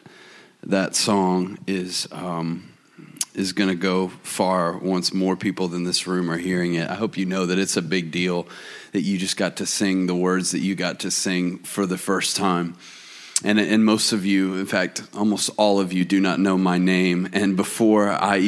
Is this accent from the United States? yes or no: yes; Atlanta, Georgia, United States; moved away as an adult; now in Auburn, United States; I live in Auburn, Alabama, which is interesting for me to say because I grew up in Atlanta